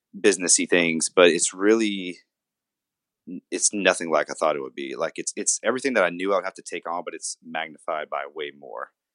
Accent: Louisiana, United States; I'm from Louisiana. I was born in a smaller town about forty-seven miles southwest of here.

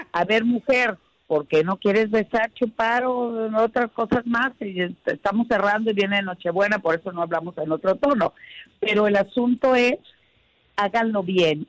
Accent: Sinaloa, Mexico; moved away; besos desde mi tierra

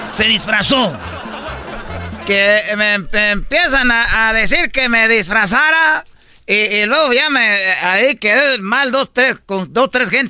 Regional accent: Monterrey, Nuevo León, Mexico; yo soy de Monterrey, le puedo llevar una buena carne.

